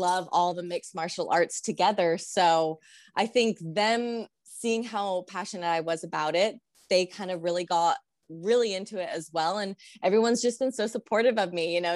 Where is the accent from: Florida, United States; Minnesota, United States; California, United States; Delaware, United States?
California, United States; San Diego; moved away as an adult; now in Albuquerque, United States; I grew up in SoCal